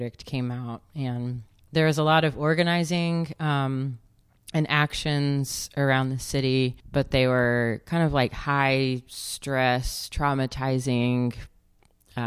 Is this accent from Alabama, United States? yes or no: yes; Alabama, United States; moved away as an adult; also born or lived in Georgia, United States; now in St. Louis, United States; I'm actually most recently from Alabama, and grew up between there and Georgia